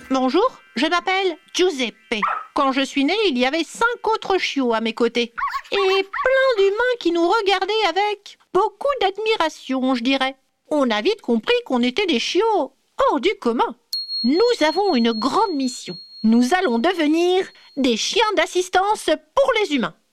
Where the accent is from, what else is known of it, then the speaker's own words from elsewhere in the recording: Bourgogne-Franche-Comté, France; Je suis née dans le Jura. J'y ai passé toute ma vie. À la montagne, on peut faire de la luge presque toute l'année.